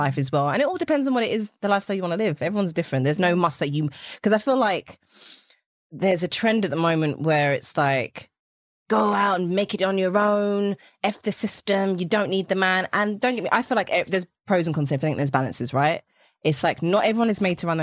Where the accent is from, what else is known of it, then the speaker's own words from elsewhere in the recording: England, United Kingdom; accent: British/English; my English accent